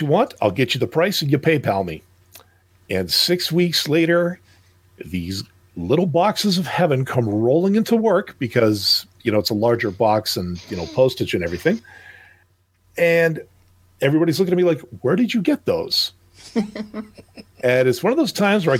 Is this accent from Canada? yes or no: yes; Canada; being a Canadian